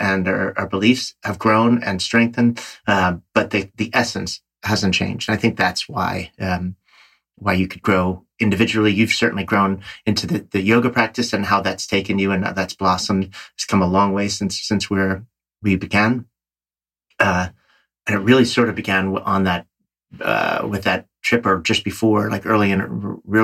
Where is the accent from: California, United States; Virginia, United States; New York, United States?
New York, United States; I'm a New Yorker